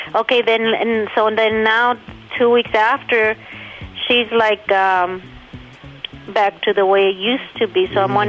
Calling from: Riverside County, California, United States; I'm calling from Kalamazoo, Riverside County.

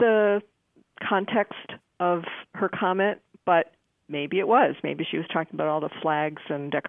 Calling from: Norfolk, Virginia, United States; Hi, this is … I am calling from Norfolk, Virginia.

